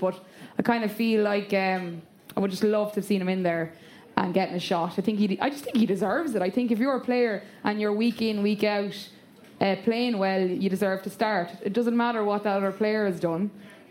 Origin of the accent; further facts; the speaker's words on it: Leinster, Ireland; I'm from Leinster anyway